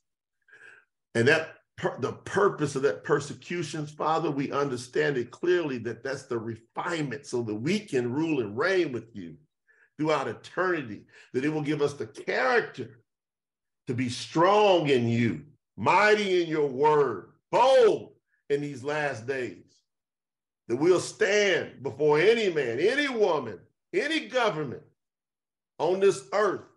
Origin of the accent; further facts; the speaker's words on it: Kentucky, United States; I'm from the South, from Kentucky